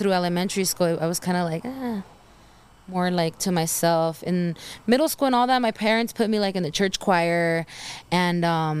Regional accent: San Bernardino, California, United States; first language Spanish; English is a second language; also born or lived in Glendora, California / Guanajuato, Mexico / Los Angeles; I gotta represent my IE. I grew up here, so it's, I'm from the IE.

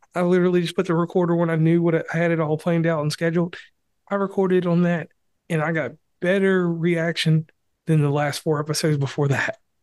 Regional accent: West Virginia, United States; my home state

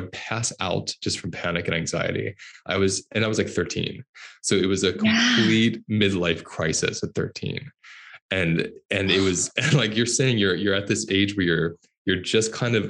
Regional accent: Pennsylvania, United States; Southern Pennsylvania. So it's like, oh. Yeah, it's like being in Tennessee, you know?

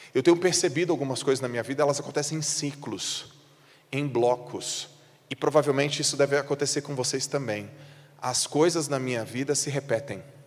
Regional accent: Santos, São Paulo, Brazil; moved away; eu sou de Santos. Eu não moro mais em Santos, mas eu sou de Santos

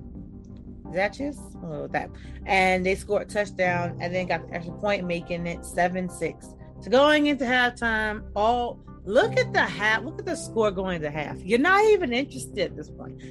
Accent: New York, United States; this is where my home state, this is where I'm from

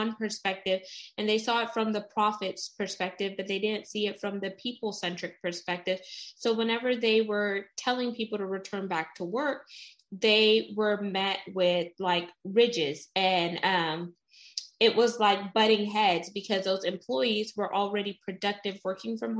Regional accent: United States; I'm first generation American. So my mom is West Indian. She's from St. Vincent and the Grenadines

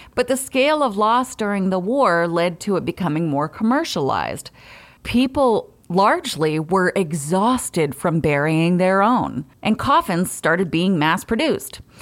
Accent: New England, United States; I'm from New England

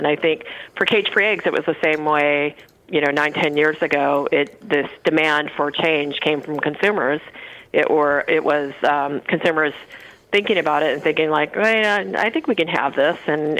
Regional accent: California, United States; I grew up in California.

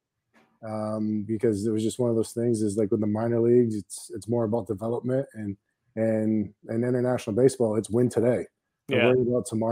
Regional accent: outside of Cooperstown, upstate New York, United States; I grew up outside of Cooperstown in upstate New York

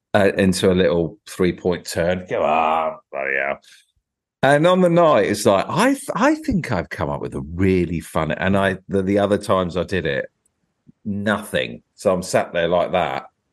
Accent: Tunbridge Wells area, Kent, South East England, United Kingdom; I was sort of Tunbridge Wells way

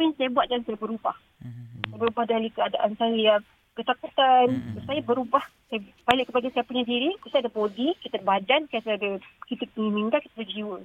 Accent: Kelantan, Malaysia; Saya orang Kelantan

